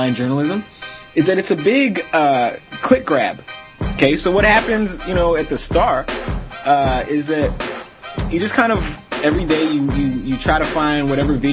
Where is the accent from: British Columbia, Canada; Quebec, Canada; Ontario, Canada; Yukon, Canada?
Ontario, Canada; Toronto; I'm from Toronto.